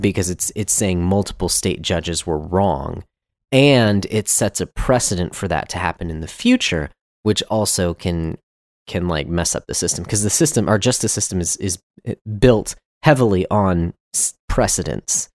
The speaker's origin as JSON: {"language": "English", "region": "Texas", "country": "United States", "said": "I'm from Texas"}